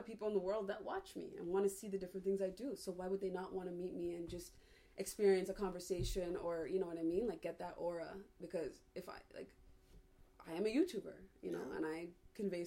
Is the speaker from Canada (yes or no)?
yes; Toronto, Ontario, Canada; I'm from Toronto